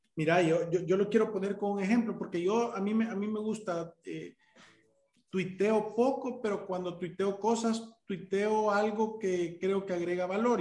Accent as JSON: {"language": "Spanish", "country": "El Salvador", "said": "Nosotros como salvadoreños"}